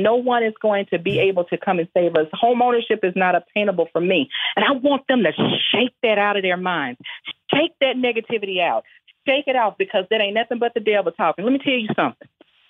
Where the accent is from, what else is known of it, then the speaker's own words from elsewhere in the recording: Louisiana, United States; I am originally from Louisiana, and I had a big mama and a mother.